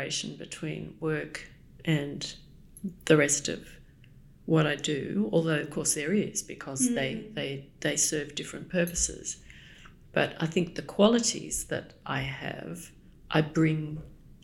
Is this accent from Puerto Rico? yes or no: no; Australia; now in London, United Kingdom; I'm Australian